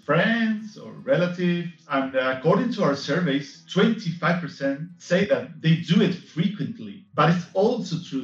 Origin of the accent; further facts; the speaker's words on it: Spain; I'm from Spain.